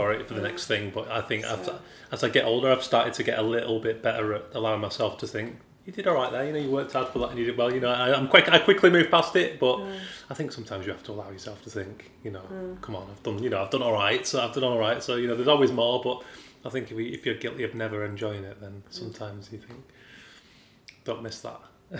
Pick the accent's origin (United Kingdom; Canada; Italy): United Kingdom; Yorkshire and the Humber; being a Yorkshire boy